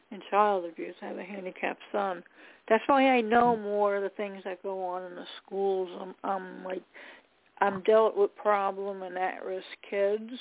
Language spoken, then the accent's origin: English; New York, United States; from New York.